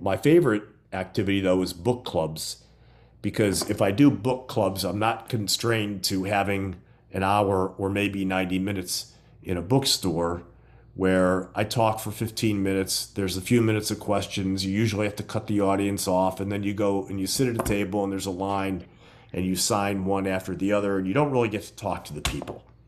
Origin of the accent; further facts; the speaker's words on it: Gary, Indiana, United States; moved away as an adult; now in Florida, United States; growing up in Gary, Indiana, which borders Chicago